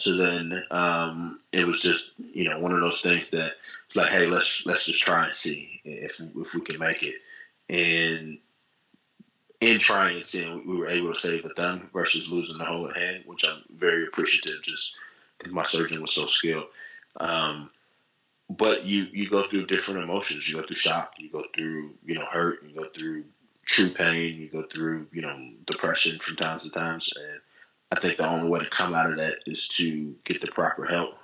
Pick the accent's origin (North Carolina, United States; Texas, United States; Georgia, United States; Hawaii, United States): North Carolina, United States; I'm from North Carolina